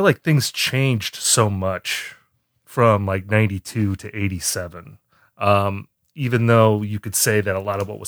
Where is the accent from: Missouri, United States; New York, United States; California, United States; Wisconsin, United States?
Wisconsin, United States; moved away; I'm from Wisconsin originally